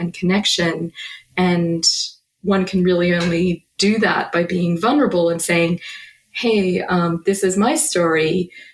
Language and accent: English; about an hour outside of Melbourne, Victoria, Australia; moved away; I am an Australian author and philosopher. I grew up about an hour outside of Melbourne